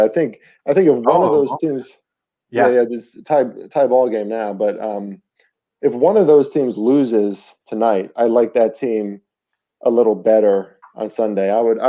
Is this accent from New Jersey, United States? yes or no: yes; Northern New Jersey, United States; now in Baltimore, United States; I'm not a Maryland guy. I'm from Northern Jersey originally, thus the Giants fan stuff, but you know, born into that.